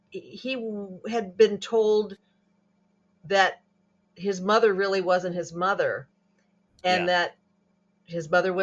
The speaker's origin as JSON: {"language": "English", "town": "Calabasas", "region": "California", "country": "United States", "tie": "born or raised there", "said": "Las Virgenes Road where I grew up in Calabasas"}